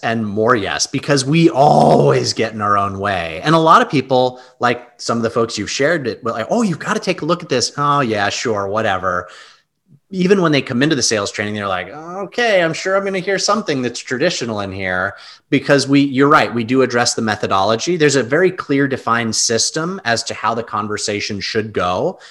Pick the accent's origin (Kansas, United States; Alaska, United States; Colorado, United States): Alaska, United States; Anchorage; moved away as an adult; also born or lived in Long Island, New York; I was born in New York, and I was 7 or 8 years old. We moved from New York, Long Island, to Anchorage, Alaska. My parents were big hunting and fishing and camping family. So we moved to Alaska and I lived there for 23 years.